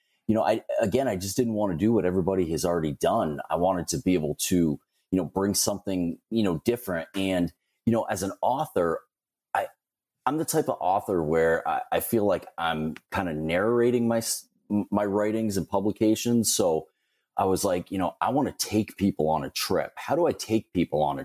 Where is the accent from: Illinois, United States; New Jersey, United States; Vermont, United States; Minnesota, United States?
Vermont, United States; Northern; I was born and raised in Vermont